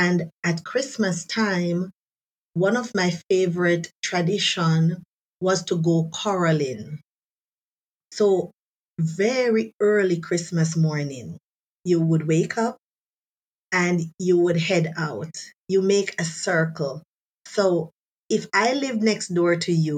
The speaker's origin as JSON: {"language": "English", "country": "Jamaica", "moved": "as an adult", "lives_now": "Germany", "said": "being a Jamaican"}